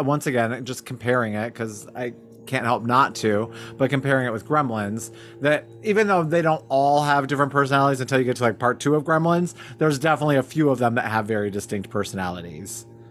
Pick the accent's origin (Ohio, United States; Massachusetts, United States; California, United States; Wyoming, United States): Wyoming, United States; Cody; moved away; also born or lived in Chicago, Illinois; this restaurant I worked at in Cody, Wyoming, after I moved home from Chicago